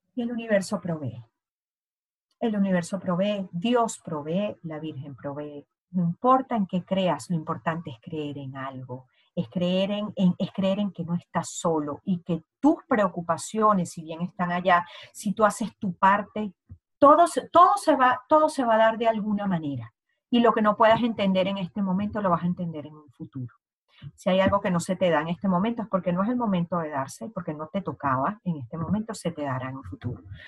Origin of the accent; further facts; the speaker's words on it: Venezuela; moved away; ambas somos venezolanas